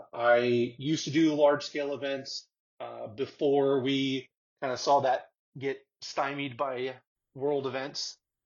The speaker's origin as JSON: {"language": "English", "region": "Florida", "country": "United States", "said": "I am from Florida."}